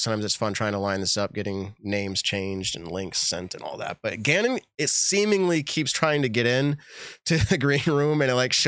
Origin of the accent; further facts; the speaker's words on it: New England, United States; we're from New England